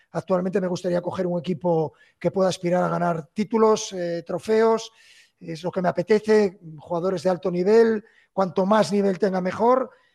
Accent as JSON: {"language": "Spanish", "town": "Gijón", "region": "Asturias", "country": "Spain", "moved": "yes", "said": "mi tierra"}